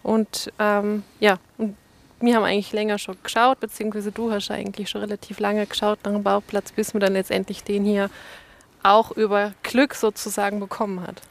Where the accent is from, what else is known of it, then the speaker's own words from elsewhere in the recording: Saarland, Germany; now in Montafon, Austria; Ich komme ursprünglich aus dem Saarland, also Südwesten Deutschlands